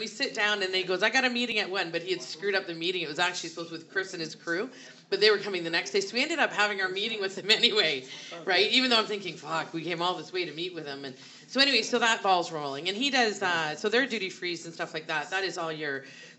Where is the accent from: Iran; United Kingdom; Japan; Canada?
Canada; For us, it's actually being a Canadian becomes a huge advantage because you're pricing everything in U.S. currency.